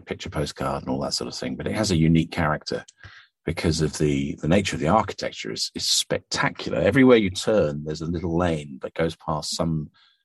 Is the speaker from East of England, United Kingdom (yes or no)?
yes; Cambridge, East of England, United Kingdom; I obviously was born and brought up in Cambridge